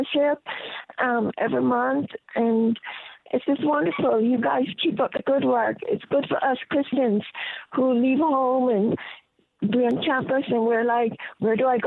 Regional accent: Jamaica; moved away; I'm from Jamaica

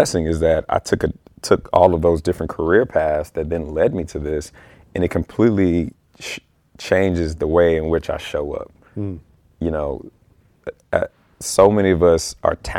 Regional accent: Baltimore, Maryland, United States; moved away; I'm originally from Baltimore, and that's what we would do during the summer times. It would be block parties.

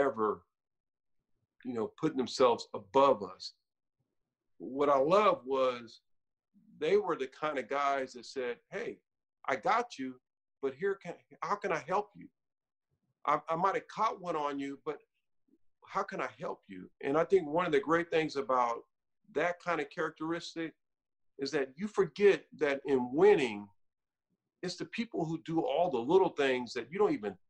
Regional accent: California, United States; I'm from Cali and I've been in California since I was 10

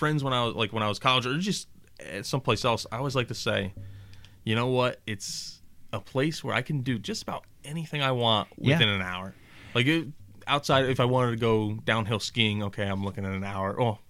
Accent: United States; accent: southern; People thought I was from Tennessee, Texas, North Carolina.

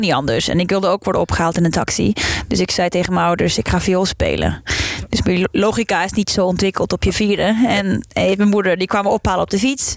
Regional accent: Trondheim, Trøndelag, Norway; Dutch is a second language; moved away as an adult; also born or lived in Delft, Netherlands; now in Netherlands; ik ben opgegroeid in Noorwegen

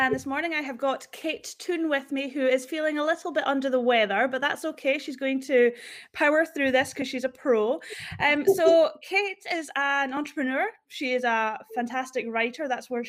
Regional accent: Fort William, Scotland, United Kingdom; moved away as an adult; now in Australia; Fort William in the Highlands, so near the Loch Ness Monster.

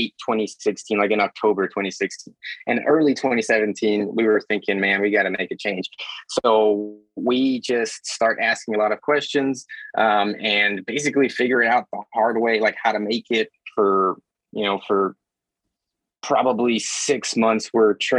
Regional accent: Mexico; moved away; I'm from Mexico, born in Mexico

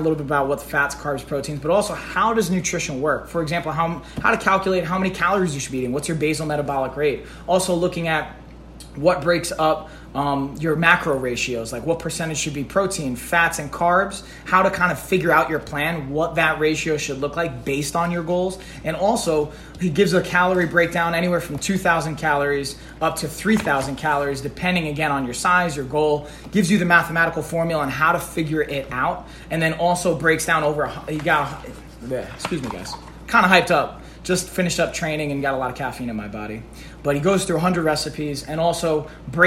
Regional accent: Long Island, New York, United States; also born or lived in Brooklyn, New York; I'm from Long Island myself, originally Brooklyn, but mostly I grew up on Long Island

